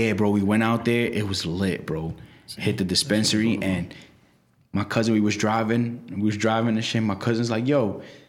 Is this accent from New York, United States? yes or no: yes; New York City, New York, United States; I'm in a tough spot because I'm from Brooklyn. You know I'm from Brooklyn, bro. Everything I do is Brooklyn.